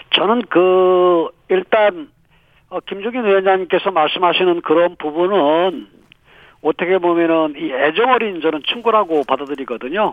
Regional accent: Chungcheong, South Korea; 지가 또 충청권 출신이 아니겠습니까

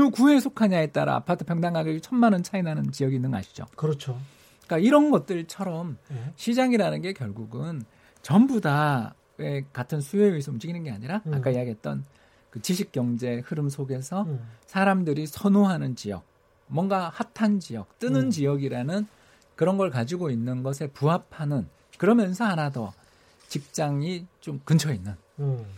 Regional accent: South Korea; 저희 제 고향이 이제 지방의 뭐 소도시인데

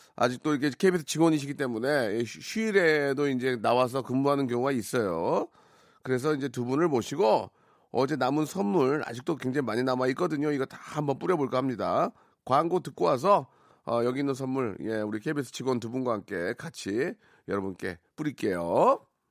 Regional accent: Jeongeup, North Jeolla, South Korea; 제 고향이 그쪽이거든요

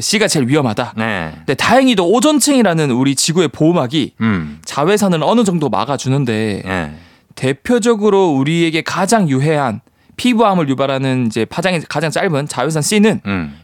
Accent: Changnyeong, South Gyeongsang, South Korea; 저 부산. 부산인데 부산 위에 그 창녕이라고 있어요.

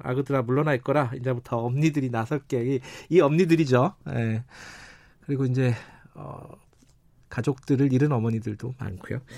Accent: Gwangju, South Korea; 제 고향 강주

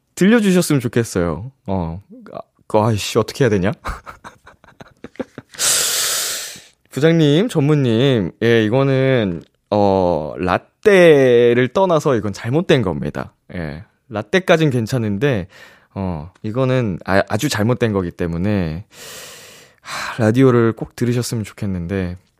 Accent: Seoul, South Korea; 어렸을 때 제가 중계동에 살던 살던 시절에

